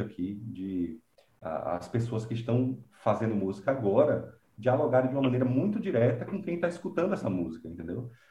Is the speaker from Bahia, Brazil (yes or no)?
yes; Conceição do Coité, Bahia, Brazil; also born or lived in Salvador, Bahia; eu nasci na capital da Bahia, em Salvador, mas fui criado no interior